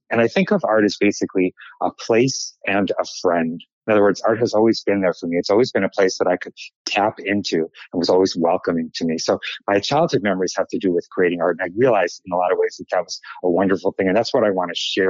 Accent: Chicago, Illinois, United States; moved away as an adult; also born or lived in New Jersey; now in New York City, United States; And I was born in Chicago, and when my father was in medical school, and then we moved to New Jersey, to a suburb outside of New York City, when I was 2 months old.

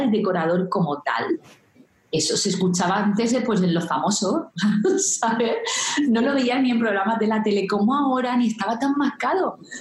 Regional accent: Region of Murcia, Spain; siendo yo de este pueblo, estaba muy cerquita de mi pueblo natal, nada, 20 minutos en coche

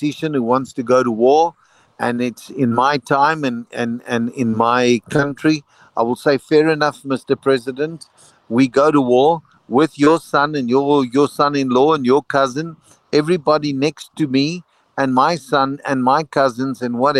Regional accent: South Africa; as a South African, we were part of a national system that it was compulsory for any youth to go through

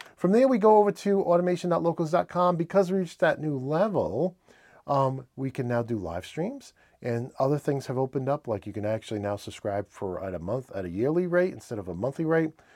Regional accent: New England, United States; accent: New England; my New England accent

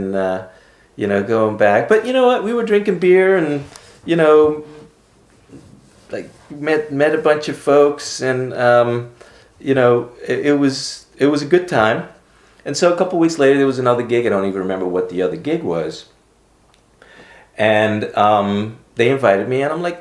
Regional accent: Aruba; moved away as an adult; also born or lived in Amsterdam, Netherlands / Philadelphia, United States; Growing up in Aruba

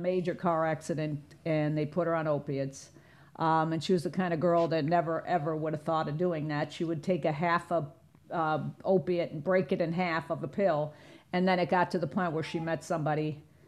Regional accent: Chicago, Illinois, United States; moved away as an adult; now in South Florida, United States; I'm from Chicago originally, but I've been down here almost forty years

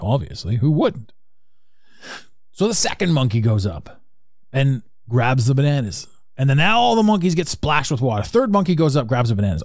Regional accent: Canada; I'm from Canada

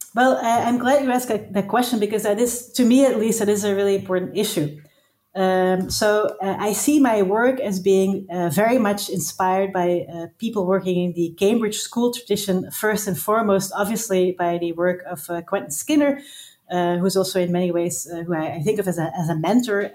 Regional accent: Belgium; moved away as an adult; now in Amsterdam, Netherlands; I am from Belgium originally, but I live in Amsterdam and I have lived here for the past 10 years.

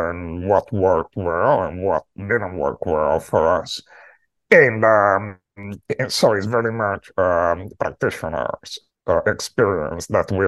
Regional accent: Rome, Lazio, Italy; moved away as an adult; also born or lived in Latin America / Greece / United Kingdom / Turkey; now in New York City, United States; I am from Rome.

